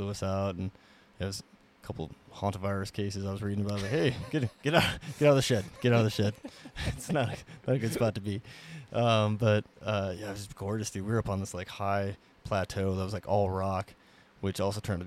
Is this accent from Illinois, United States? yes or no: no; Montana, United States; that's us Montana kids